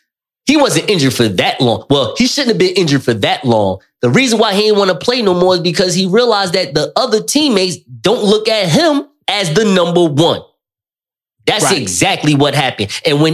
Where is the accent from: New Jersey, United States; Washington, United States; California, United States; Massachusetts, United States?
New Jersey, United States; I know I'm from Jersey.